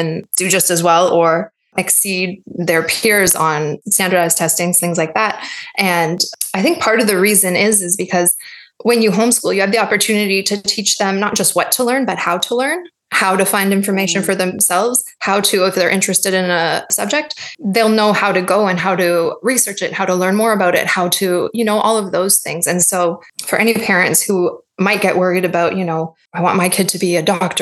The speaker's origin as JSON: {"language": "English", "town": "Toronto", "region": "Ontario", "country": "Canada", "tie": "born or raised there", "said": "I grew up in Toronto"}